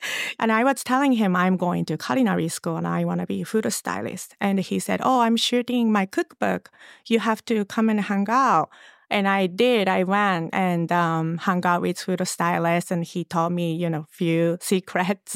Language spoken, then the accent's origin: English; Japan; English is a second language; moved away as an adult; also born or lived in Los Angeles